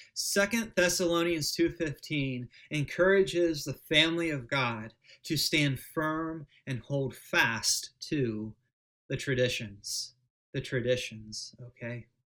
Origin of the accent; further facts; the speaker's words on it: United States; As American Protestants